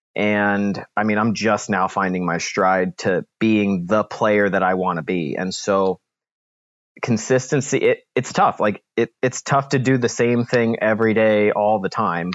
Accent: New Jersey, United States; now in St. Louis, United States; I grew up in New Jersey

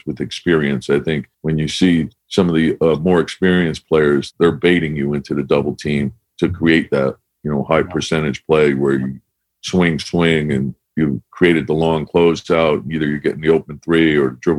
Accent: Connecticut, United States; I grew up in Connecticut.

